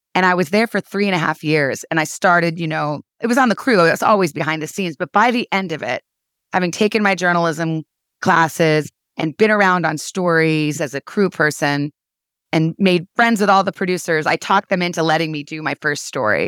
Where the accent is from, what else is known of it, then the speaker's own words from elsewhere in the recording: Tucson, Arizona, United States; moved away as an adult; also born or lived in Washington; now in New York, United States; I grew up in Tucson, Arizona, went to college in my hometown.